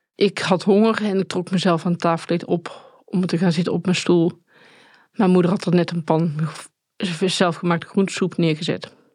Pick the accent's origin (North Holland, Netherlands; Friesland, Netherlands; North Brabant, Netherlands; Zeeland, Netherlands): North Brabant, Netherlands; Tilburg; ik kom uit Tilburg